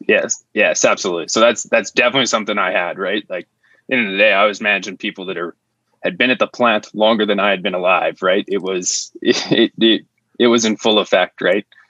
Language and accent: English; Estevan, Saskatchewan, Canada; I'm originally from Estevan, Saskatchewan, um, which is kind of a small city with lots of industry.